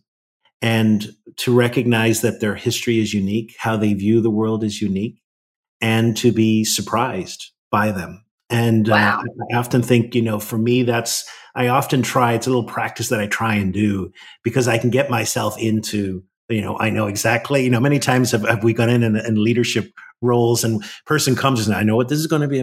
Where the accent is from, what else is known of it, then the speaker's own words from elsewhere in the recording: Ireland; part of my spirituality is very much grounded in where I grew up in Ireland